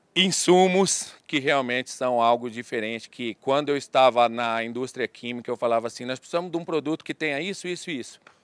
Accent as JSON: {"language": "Portuguese", "town": "Assis", "region": "São Paulo", "country": "Brazil", "said": "eu sou do Vale do Paranapanema, né, da cidade de Assis"}